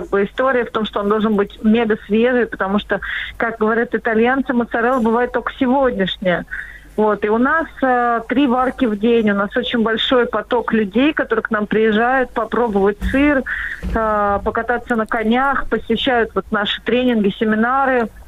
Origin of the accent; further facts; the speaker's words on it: Moscow, Russia; moved away as an adult; now in Tula Oblast, Russia; Мы вообще москвичи. Мы, мы вообще коренные москвичи. Мы переехали в деревню